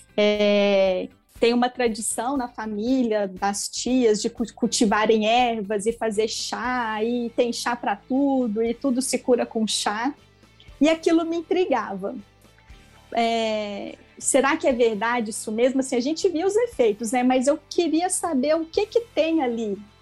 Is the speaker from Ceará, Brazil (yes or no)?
no; Itaúna, Minas Gerais, Brazil; Eu sou mineira de Itaúna, que é uma cidadezinha de 80 mil habitantes, fica próximo a Belo Horizonte